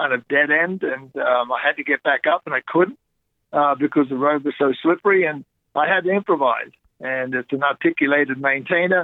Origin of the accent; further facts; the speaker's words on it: Great Barrier Reef, Queensland, Australia; moved away; as a kid growing up on the Great Barrier Reef, riding horses bareback on the beach when I grew up, learning how to go in outback of Australia